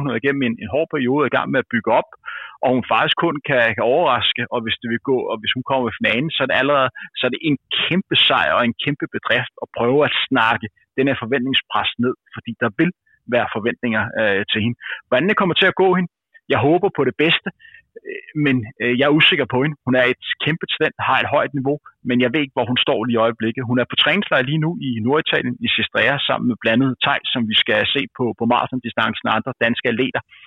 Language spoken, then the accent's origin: Danish; Denmark